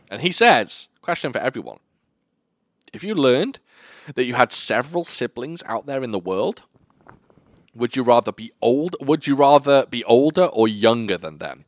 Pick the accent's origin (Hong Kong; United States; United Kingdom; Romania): United Kingdom; I'm a Brit.